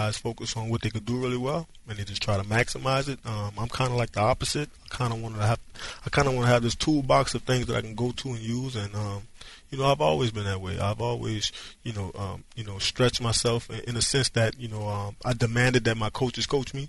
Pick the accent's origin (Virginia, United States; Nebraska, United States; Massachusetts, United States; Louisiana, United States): Louisiana, United States; I'm coming from Louisiana